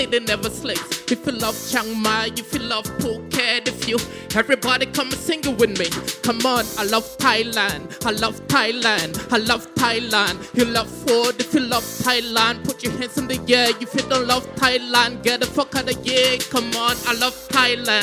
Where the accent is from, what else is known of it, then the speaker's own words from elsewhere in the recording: Cameroon; I'm from Cameroon